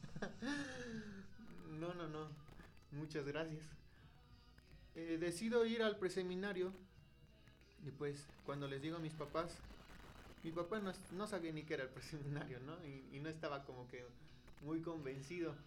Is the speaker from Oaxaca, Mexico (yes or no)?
no; Atotonilco el Grande, Hidalgo, Mexico; Soy originario de aquí de Atotonilco, el Gran Hidalgo